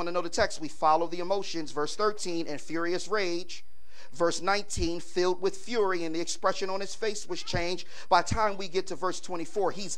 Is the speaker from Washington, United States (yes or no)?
no; Philadelphia, Pennsylvania, United States; Growing up in South Philly